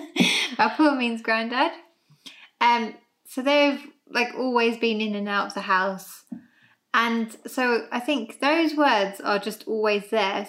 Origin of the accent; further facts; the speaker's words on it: London, United Kingdom; both my mum and dad were born over here in England, and as were my sisters and I. And then we've grown up here ever since.